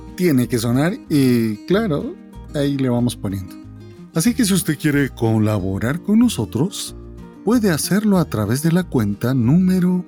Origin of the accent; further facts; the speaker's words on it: Guatemala; vengo de Guatemala